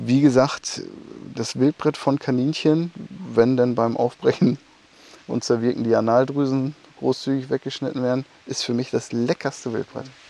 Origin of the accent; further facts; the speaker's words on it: Emsland, Lower Saxony, Germany; bei uns im Emsland, auf diesen sandigen Böden